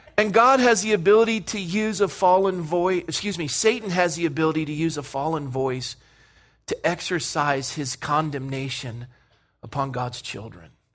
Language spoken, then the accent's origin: English; Coronado, California, United States; kid growing up in Coronado